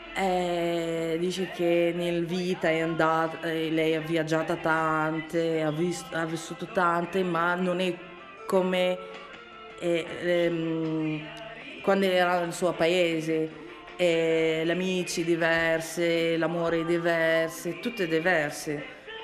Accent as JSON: {"language": "Italian", "country": "Libya", "second_language": "Italian", "moved": "as an adult", "lives_now": "Bologna, Italy", "said": "ho 28 anni e di origine libico. Mm, sono rifugiata in Italia da due anni e due mesi"}